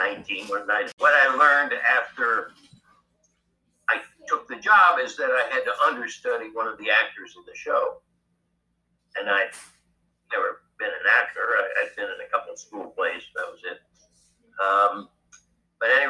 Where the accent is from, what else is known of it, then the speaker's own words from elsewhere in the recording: Dallas, Texas, United States; also born or lived in Rock Island, Illinois; grew up and was raised in the rest in Dallas, Texas